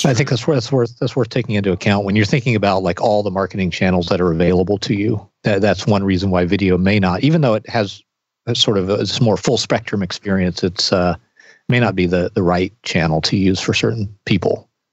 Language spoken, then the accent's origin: English; the South, United States; when I was growing up in the South